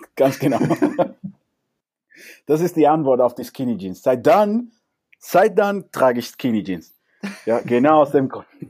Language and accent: German; Cuba; German is a second language; now in Germany; also jetzt bin ich mal Kubaner, wir Kubaner